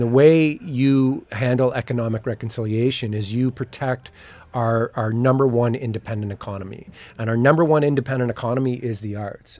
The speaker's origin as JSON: {"language": "English", "area": "Chippewas of the Thames First Nation, near London", "region": "Ontario", "country": "Canada", "said": "I'm from Chippewa, the Tamas First Nation, by London, Ontario"}